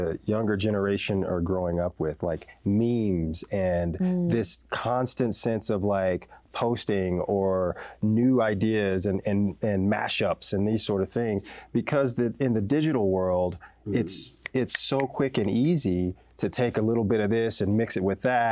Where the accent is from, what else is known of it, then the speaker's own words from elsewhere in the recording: Texas, United States; moved away; I grew up in Texas